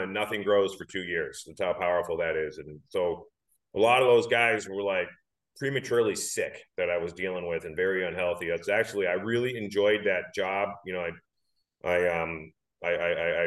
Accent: Western Massachusetts, United States; now in New Hampshire, United States; I grew up in Western Massachusetts

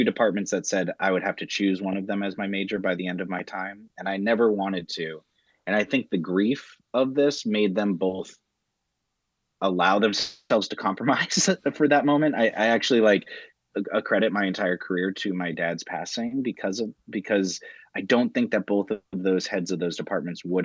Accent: New Hampshire, United States; I was raised in New Hampshire

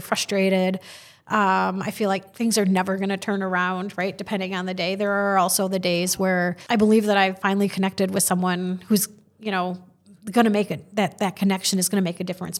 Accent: Madison, Wisconsin, United States; growing up in Madison

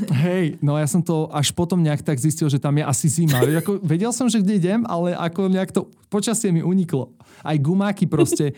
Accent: Bratislava, Bratislava Region, Slovakia; Som z Bratislavy

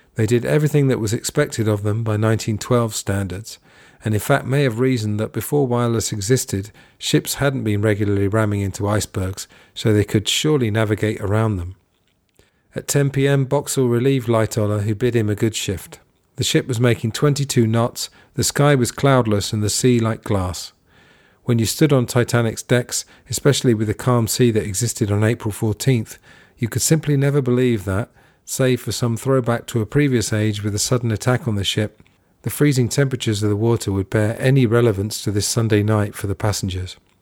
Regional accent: England, United Kingdom; when I was growing up in England

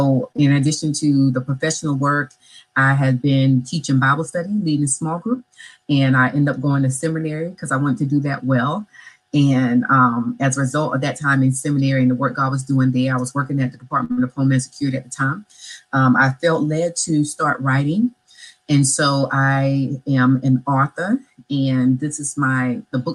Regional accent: Orangeburg, South Carolina, United States; moved away; I'm a Black girl from small town of Orangeburg, South Carolina. So I was raised in the South in a rural town

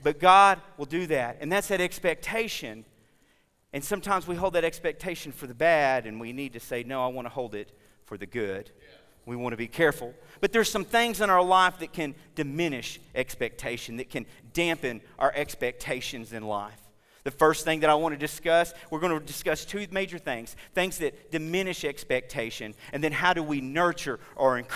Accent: Oklahoma, United States; We're from Oklahoma

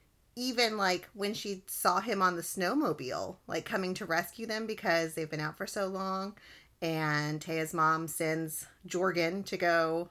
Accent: Texas, United States; I'm from Texas, and people from Texas love Texas.

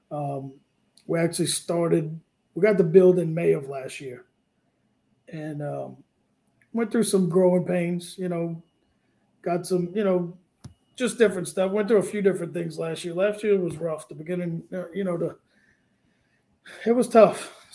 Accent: New Orleans, Louisiana, United States; now in Lafayette, United States; I'm from New Orleans, but I live in Cajun land. I live in Lafayette, yeah.

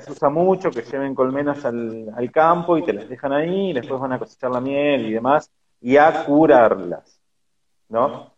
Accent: Argentina; como argentinos y con toda esa argentinidad que tenemos

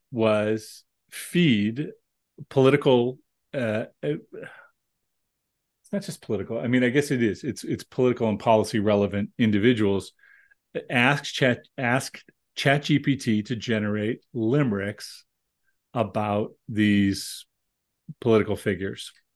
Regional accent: United States; as an American

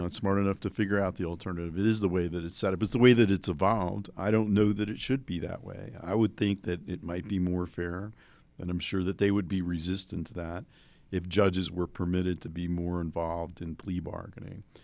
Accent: New Jersey, United States; moved away; I grew up in New Jersey

